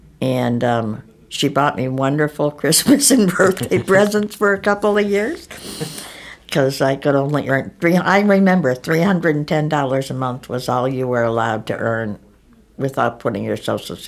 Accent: Cleveland, Ohio, United States; moved away as an adult; now in Troy, United States; I'm born and raised in the Cleveland area.

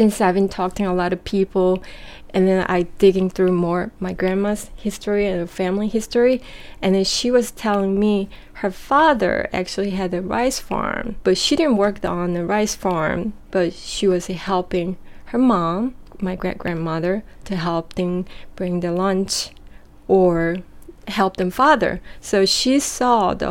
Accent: South Korea; also born or lived in Japan; now in New York City, United States; what I grew up in Korea

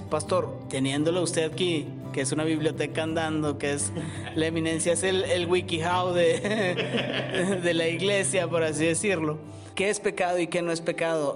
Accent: Mexico; como mexicano y como persona de, a pie

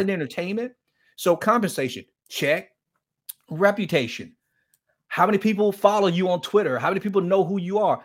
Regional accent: Miami, Florida, United States; I grew up in Miami, Florida, in one of the toughest inner-city ghettos in Miami, Florida

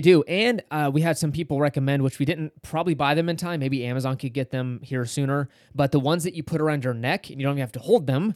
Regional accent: California, United States; We're from California

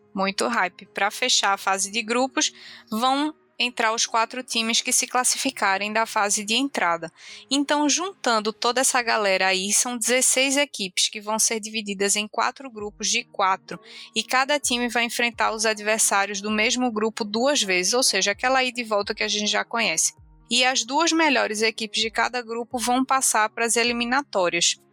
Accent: Brazil; a gente é brasileiro

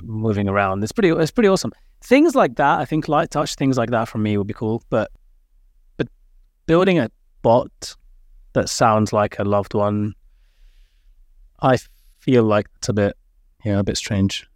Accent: London, United Kingdom; also born or lived in Cardiff; I grew up in London, obviously

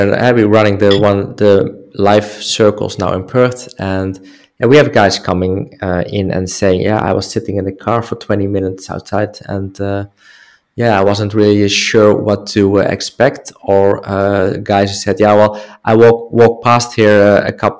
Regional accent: Netherlands; English is a second language; moved away; I'm from the Netherlands

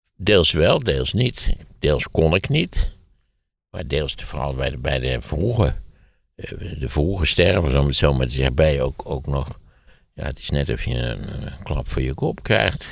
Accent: Wageningen, Gelderland, Netherlands; in Wageningen, waar ik opgegroeid ben

